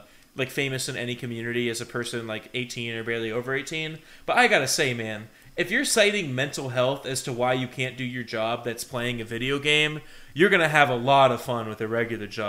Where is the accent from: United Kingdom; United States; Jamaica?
United States; Ohio; my home state